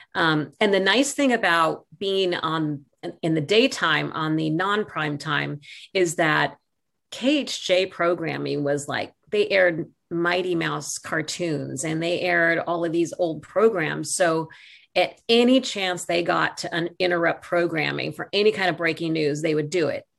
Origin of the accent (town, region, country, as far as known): Santa Barbara, California, United States; born or raised there